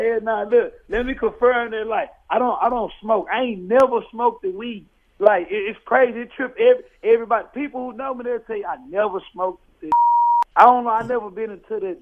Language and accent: English; Fort Worth, Texas, United States; I'm from Fort Worth, Texas